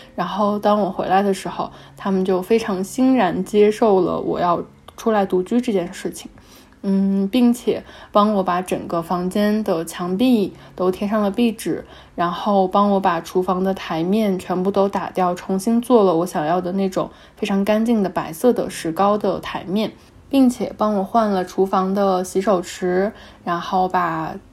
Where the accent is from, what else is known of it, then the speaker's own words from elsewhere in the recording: China; moved away as an adult; also born or lived in Xiamen; 我们家呢，其实就是中国非常普通的四五线省会城市的很普通的家庭